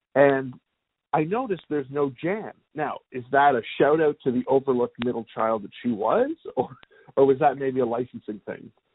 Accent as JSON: {"language": "English", "country": "Canada", "moved": "yes", "lives_now": "United States", "said": "I'm originally from Canada"}